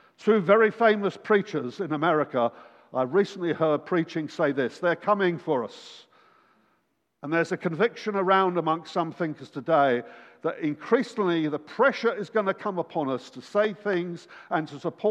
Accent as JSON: {"language": "English", "region": "England", "country": "United Kingdom", "said": "we're from England"}